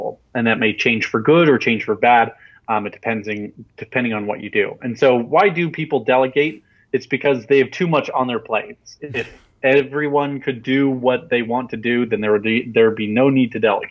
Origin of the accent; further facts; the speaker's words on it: Salt Lake City, Utah, United States; now in Provo, United States; I'm from Salt Lake City, Utah, and right now I'm in Provo, Utah, which is 45 minutes away